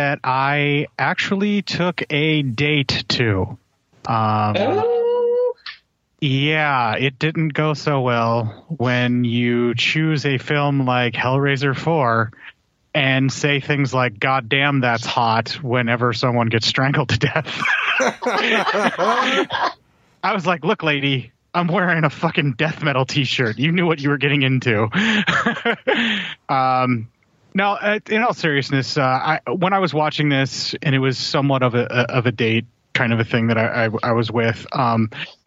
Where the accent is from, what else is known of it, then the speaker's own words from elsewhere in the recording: United States; I'm American